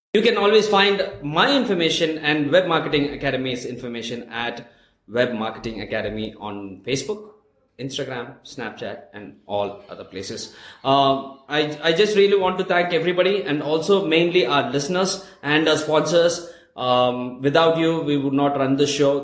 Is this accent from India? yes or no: yes; Ooty, Tamil Nadu, India; now in Bangalore, India; I'm from Ooty originally, right? Where we don't have much of exposure.